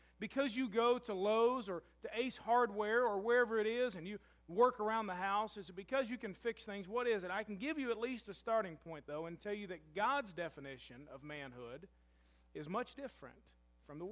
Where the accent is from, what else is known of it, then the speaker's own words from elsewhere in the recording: Louisville, Kentucky, United States; now in Murray, United States; I'm from Louisville.